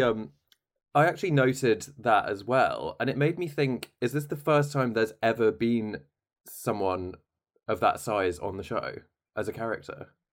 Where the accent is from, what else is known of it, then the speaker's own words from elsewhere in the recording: United Kingdom; we have an issue as British people